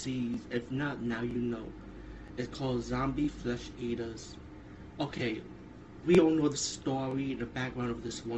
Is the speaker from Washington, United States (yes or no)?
no; New York City, New York, United States; As a New Yorker